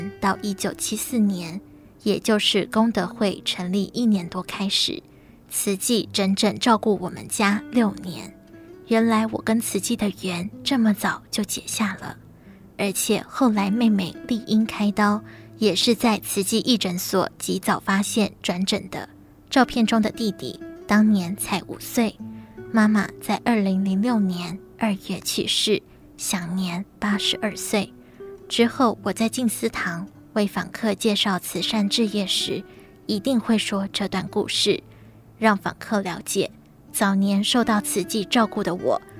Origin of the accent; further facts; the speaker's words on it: Tainan, Taiwan; 我是台南人，父亲是警察，母亲从事农作，微薄的收入要养活我们九个子女，家里经济常捉襟见肘。